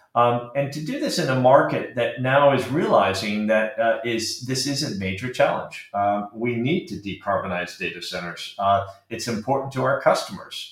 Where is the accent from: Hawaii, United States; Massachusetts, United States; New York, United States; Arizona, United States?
Arizona, United States; moved away as an adult; also born or lived in Britain; now in United Kingdom; I uh, grew up in Arizona.